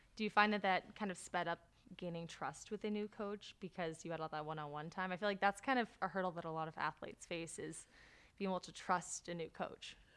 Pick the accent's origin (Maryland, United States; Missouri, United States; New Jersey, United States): New Jersey, United States; I'm from New Jersey